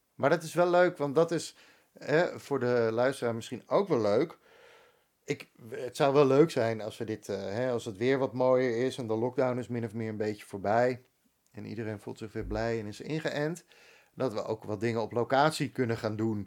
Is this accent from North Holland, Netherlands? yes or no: yes; Bakkum, North Holland, Netherlands; moved away as an adult; also born or lived in Amsterdam; ik ben opgegroeid in Bakum